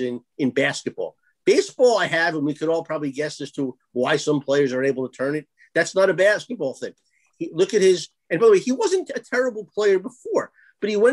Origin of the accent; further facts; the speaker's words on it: Long Island, New York, United States; when I grew up on Long Island